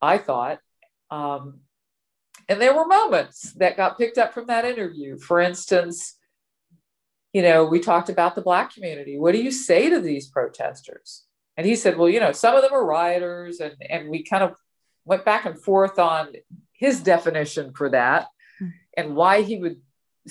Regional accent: Georgia, United States; where I was born in Georgia

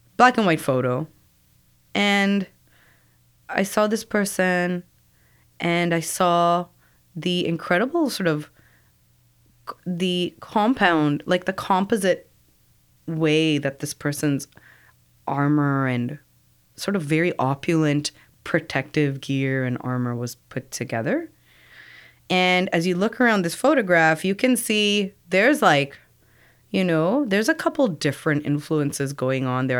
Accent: Toronto, Ontario, Canada; I'm from Scarborough. Uh, commuting from Scarborough and certain parts of Scarborough. I come from Bellamy and Eglinton

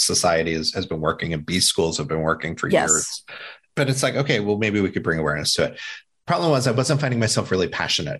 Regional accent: Indiana, United States; when I was growing up in Indiana

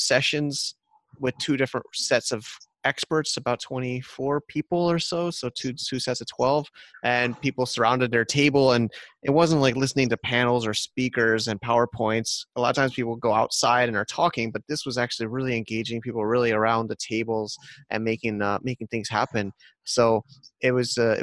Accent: United States; now in Thailand; I'm an American guy in Thailand

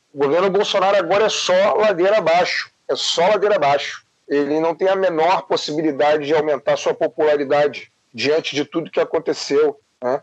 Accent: Brazil; nós, enquanto brasileiros

